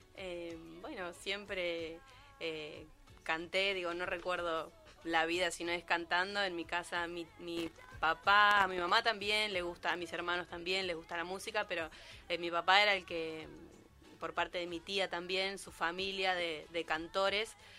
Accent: Posadas, Misiones, Argentina; moved away; yo vivía en Misiones, soy de Posadas

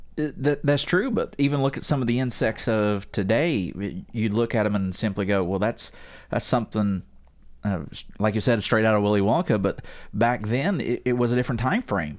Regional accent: West Virginia, United States; I'm from West Virginia

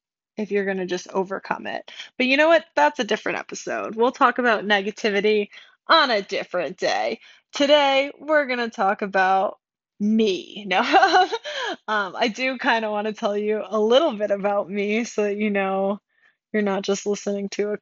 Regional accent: Rhode Island, United States; I'm from Rhode Island, and I grew up very, very Catholic

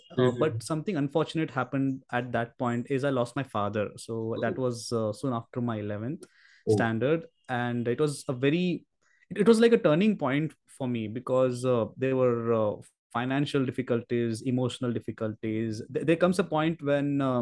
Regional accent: Belgaum, Karnataka, India; I should do my engineering in Belgaum itself, so that I'm in my hometown

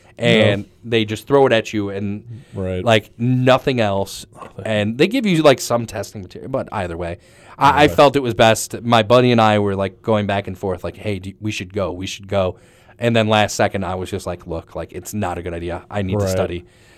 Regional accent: Lakewood, Ohio, United States; now in Cleveland, United States; Yes, I do. I grew up in Lakewood, so yeah.

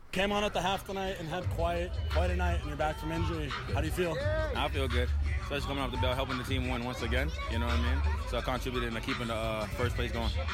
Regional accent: Jamaica; I'm from Jamaica.

